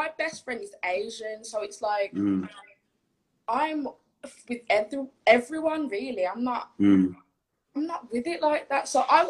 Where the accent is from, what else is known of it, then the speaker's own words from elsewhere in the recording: Jamaica; No, my dad's black. My mum's black. I'm Jamaican.